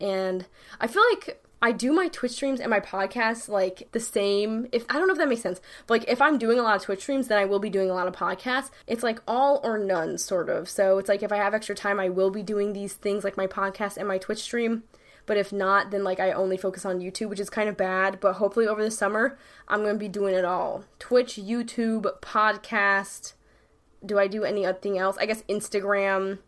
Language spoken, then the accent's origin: English; New York, United States; I'm from New York. I say dead ass